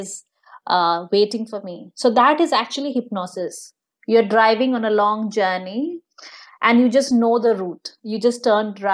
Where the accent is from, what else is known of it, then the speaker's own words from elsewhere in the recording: India; moved away; I come from India. I'm born and brought up there